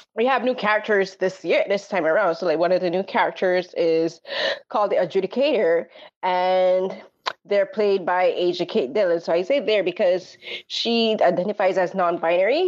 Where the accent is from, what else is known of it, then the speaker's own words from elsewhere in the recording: Barbados; growing up in Barbados